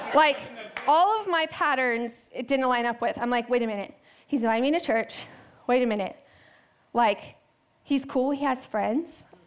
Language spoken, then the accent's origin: English; Texas, United States; moved away; I grew up in Texas. I love Texas. Um, and I lived in a pretty big city uh, until middle school